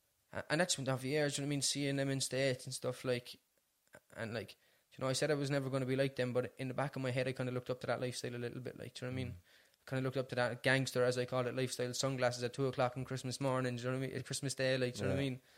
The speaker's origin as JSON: {"language": "English", "town": "Cork", "region": "Munster", "country": "Ireland", "tie": "born or raised there", "said": "I'm from Ballyfeehan originally"}